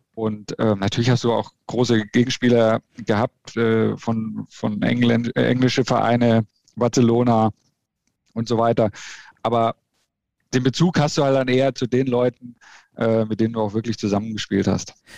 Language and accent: German; Bamberg, Bavaria, Germany; moved away as an adult; also born or lived in Lichtenfels; now in Leverkusen, Germany; ich bin in Bamberg aufgewachsen